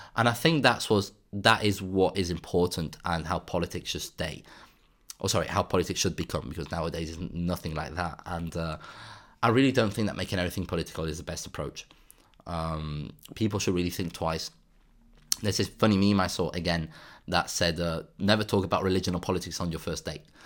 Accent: Spain; in Spain, actually, in my hometown

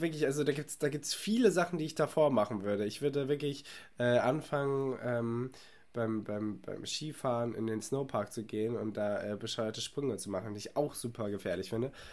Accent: Germany; als Deutscher

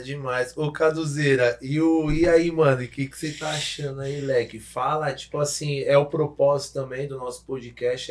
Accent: São Bernardo do Campo, São Paulo, Brazil; moved away as an adult; now in Toronto, Canada; sou de São Bernardo do Campo, São Paulo, é, estamos aqui em Toronto, Canadá.

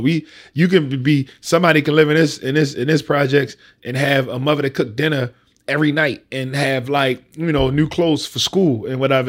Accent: Baltimore, Maryland, United States; I'm from down the hill

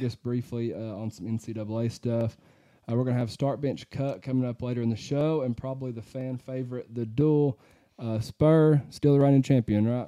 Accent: Fairview, Tennessee, United States; local people, Chads from my hometown

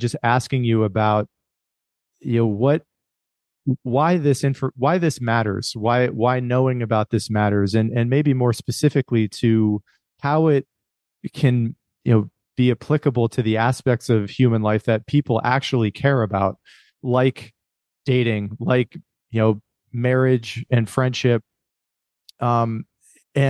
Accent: Rust Belt, United States; I grew up in the Rust Belt

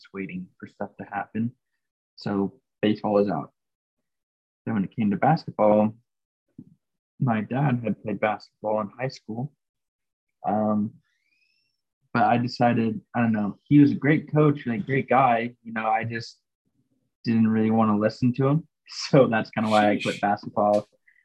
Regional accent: Phoenix, Arizona, United States; I was born in Phoenix

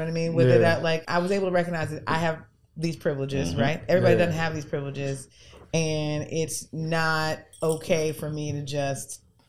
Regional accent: New York, United States; now in New Orleans, United States; Growing up in New York, we lived a nice life. We had a pool in the backyard

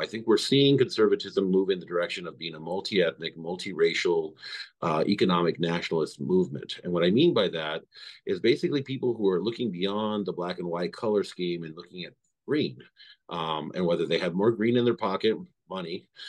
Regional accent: Idaho, United States; now in Maryland, United States; I grew up in Idaho

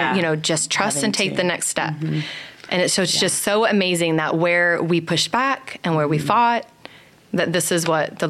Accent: Dallas, Texas, United States; moved away as an adult; also born or lived in California; I grew up in Dallas.

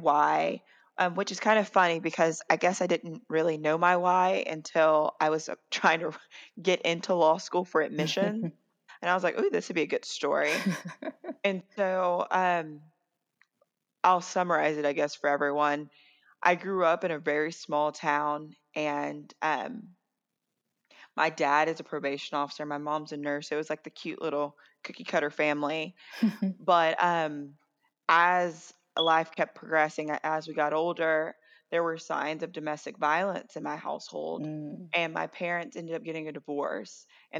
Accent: Gilmer, Texas, United States; moved away as an adult; now in New Orleans, United States; I am from Gilmer, Texas

